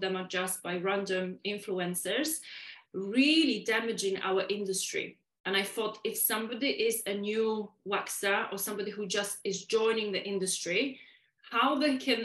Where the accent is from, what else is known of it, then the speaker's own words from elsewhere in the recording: Poland; first language Polish; English is a second language; moved away; I am from Poland, guys, and English is my second language, and we speak very quick in Polish, in native language